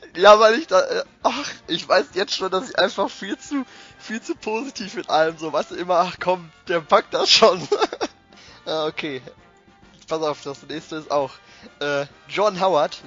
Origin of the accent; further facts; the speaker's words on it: Bochum, North Rhine-Westphalia, Germany; Ich bin aus dem Ruhrgebiet. Äh, ich komme aus Bochum